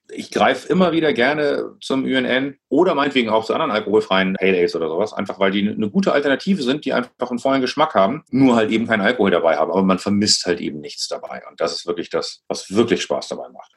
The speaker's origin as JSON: {"language": "German", "region": "Hamburg", "country": "Germany", "tie": "born or raised there", "said": "ich bin Hamburger gebürtig, so wie meine Frau Julia"}